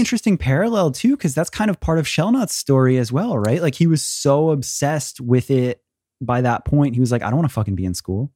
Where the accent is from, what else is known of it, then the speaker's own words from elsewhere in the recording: Florida, United States; I too grew up in Florida